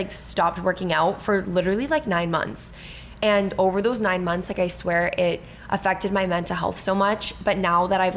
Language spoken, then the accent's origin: English; Cape Cod, Massachusetts, United States; we're from the Cape and our dad lives there.